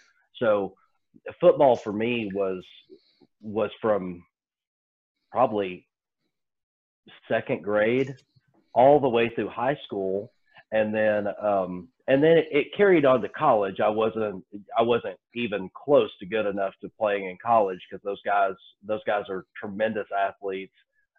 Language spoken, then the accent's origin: English; Oklahoma, United States; I grew up in Oklahoma